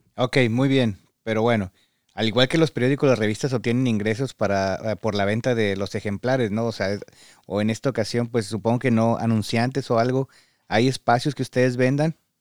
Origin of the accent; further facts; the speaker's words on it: Mexico; moved away as an adult; now in Michigan, United States; Todos venimos de México